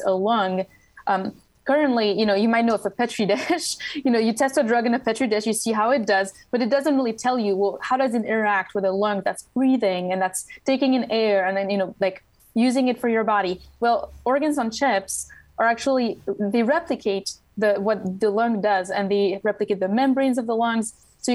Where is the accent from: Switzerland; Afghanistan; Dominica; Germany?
Switzerland; English is a second language; moved away as an adult; now in Washington, D.C., United States; I grew up in Switzerland, so that explains the accent.